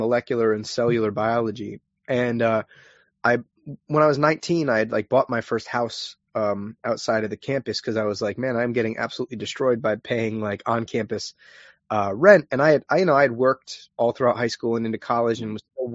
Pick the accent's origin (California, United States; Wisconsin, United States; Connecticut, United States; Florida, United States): Connecticut, United States; New London; I'm originally from New London, Connecticut, small town